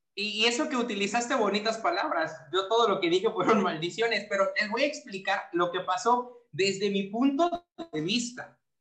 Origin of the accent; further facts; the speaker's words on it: Papantla, Veracruz, Mexico; moved away as an adult; mi pueblito